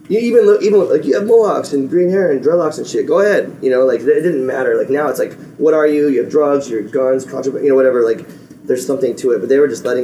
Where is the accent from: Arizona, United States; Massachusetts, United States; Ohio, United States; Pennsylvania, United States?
Arizona, United States; Phoenix; I grew up in Phoenix